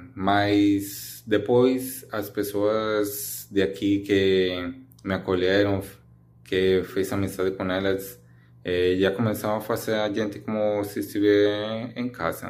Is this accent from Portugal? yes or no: no; Colombia; Portuguese is a second language; now in Recife, Brazil; sou da Colômbia